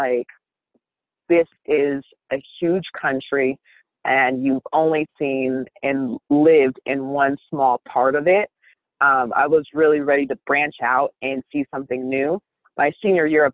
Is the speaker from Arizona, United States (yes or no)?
yes; Mesa, Arizona, United States; moved away as an adult; also born or lived in Reno, Nevada / Midland-Odessa, Texas / Decatur, Illinois / Columbus, Ohio; now in Salt Lake City, United States; I'm originally from Arizona, so grew up in Mesa, Arizona.